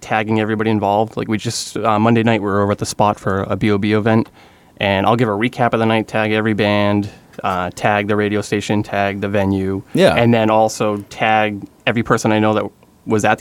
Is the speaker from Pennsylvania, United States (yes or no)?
no; North Attleboro, Massachusetts, United States; I grew up in North Attleboro